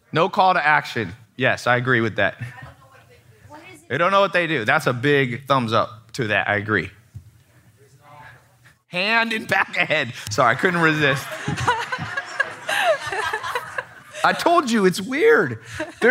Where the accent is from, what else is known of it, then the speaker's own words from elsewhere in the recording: San Diego, California, United States; moved away; also born or lived in Long Beach, California; I went back to San Diego. I was born in Long Beach. And then when my, she left my dad when he was in prison. She went moved to San Diego, and I stood in front of the house that I grew up